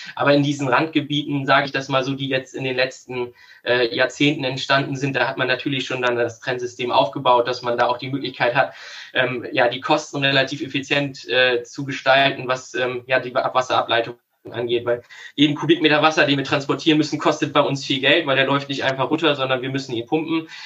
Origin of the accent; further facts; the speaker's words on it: Worphausen, Lower Saxony, Germany; also born or lived in Munich; ich komme aus dem wunderschönen Norden ähm, bei Bremen, aus dem Ort Worphausen. Äh, ja, ich bin da seit 30 Jahren